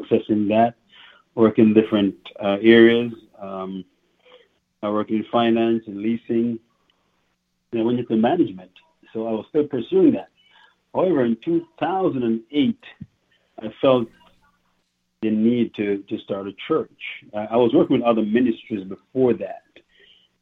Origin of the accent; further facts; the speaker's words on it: parish of St. Mary, Stewart Mountain, Saint Mary, Jamaica; moved away as an adult; now in Canada; I grew up in Jamaica, parish of St. Mary, in a little village called Stewart Mountain